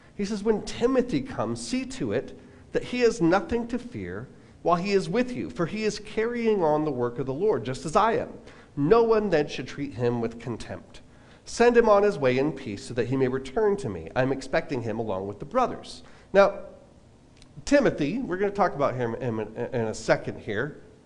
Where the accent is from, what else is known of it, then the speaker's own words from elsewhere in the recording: Long Island, New York, United States; moved away; back when I was a kid, I was like eight years old, um, back when I lived on Long Island